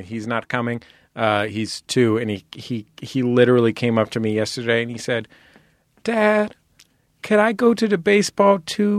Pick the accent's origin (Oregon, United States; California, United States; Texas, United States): California, United States; San Francisco; Look, we all know that I'm from San Francisco.